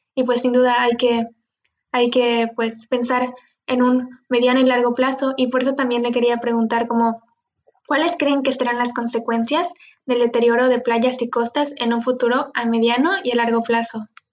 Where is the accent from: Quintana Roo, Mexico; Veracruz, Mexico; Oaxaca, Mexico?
Quintana Roo, Mexico; Cozumel; yo soy de Cozumel, estoy en una isla